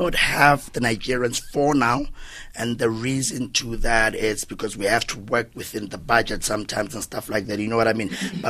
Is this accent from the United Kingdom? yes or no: no; Limpopo, South Africa; I'm from Limpopo.